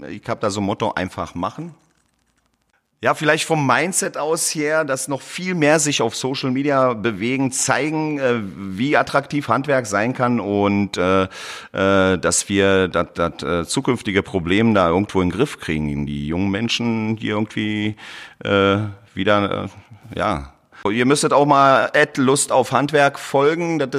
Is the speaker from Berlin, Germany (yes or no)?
yes; Berlin, Germany; ich komme aus Berlin, bin in Berlin geboren, habe aber äh, südländische Wurzeln, äh, speziell aus äh, Kroatien.